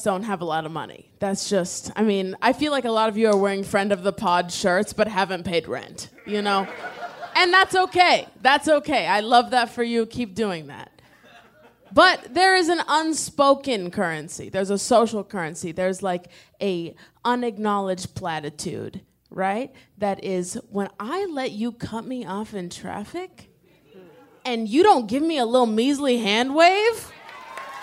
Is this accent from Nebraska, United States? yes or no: yes; Nebraska, United States; I'm from Nebraska